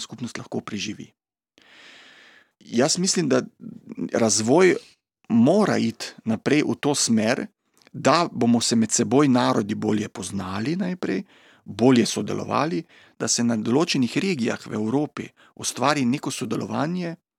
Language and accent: Slovenian; Slovenia; pri nas doma v Sloveniji